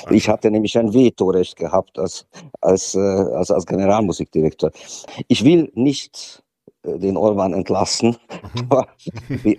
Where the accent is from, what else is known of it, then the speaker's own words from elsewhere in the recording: Hungary; Es ist Ungarn ist trotzdem, was heißt trotzdem, das ist doch meine Heimat.